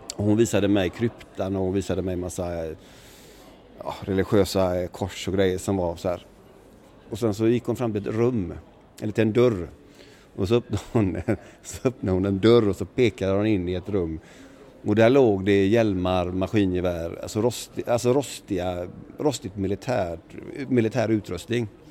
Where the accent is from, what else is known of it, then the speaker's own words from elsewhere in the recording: Sweden; jag var svensk